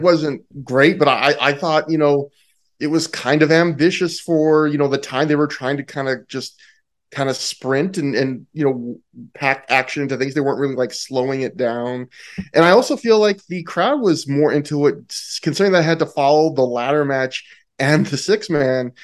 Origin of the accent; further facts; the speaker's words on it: Canada; I'm Canadian.